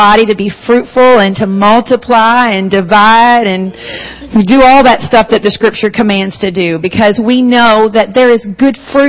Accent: Charleston, South Carolina, United States; accent: southern; in Charleston, my accent is not really considered southern

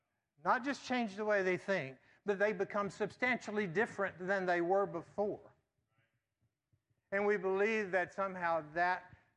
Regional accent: the Bible Belt, the South, United States; growing up in the Bible Belt

